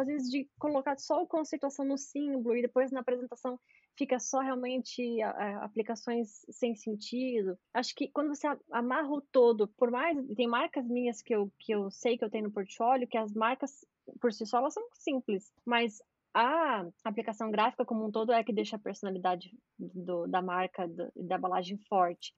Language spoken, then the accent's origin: Portuguese; Brazil; eu sou brasileira